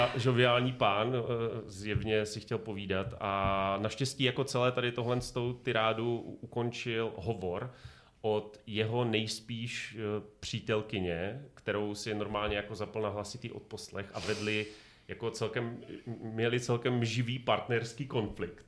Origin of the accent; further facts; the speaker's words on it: Ostrava, Moravian-Silesian Region, Czechia; A my, no, z Ostravy.